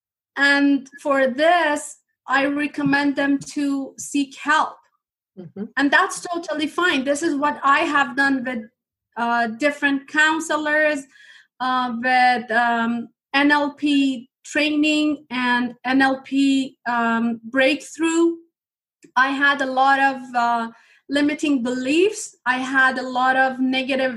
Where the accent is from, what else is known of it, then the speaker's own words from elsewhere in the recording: Iran; English is a second language; moved away as an adult; now in Canada; when I was a child, my home country was in war